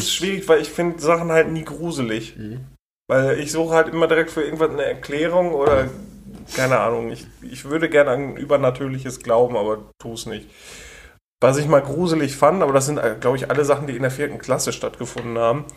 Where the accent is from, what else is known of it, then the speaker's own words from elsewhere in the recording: Germany; Ich bin Deutscher